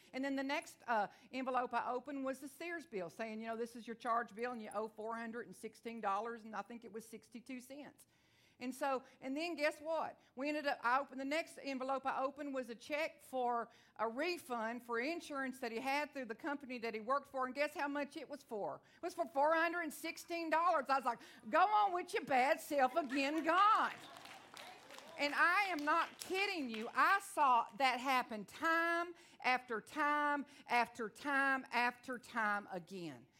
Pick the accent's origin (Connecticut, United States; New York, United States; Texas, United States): Texas, United States; Onalaska; I am from Texas. I talk real fast